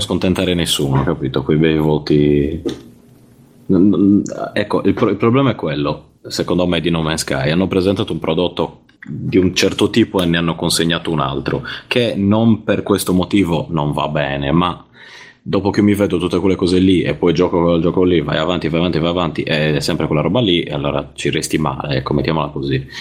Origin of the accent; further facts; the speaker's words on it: Cagliari, Sardinia, Italy; now in Zurich, Switzerland; vi chiamo da, da Zurigo, ma, ma sono nato a Cagliari